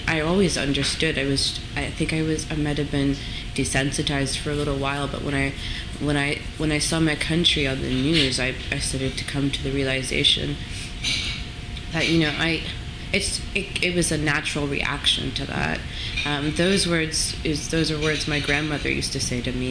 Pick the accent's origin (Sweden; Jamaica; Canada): Canada; Toronto, Ontario; moved away as an adult; also born or lived in London; I was born and raised in Toronto.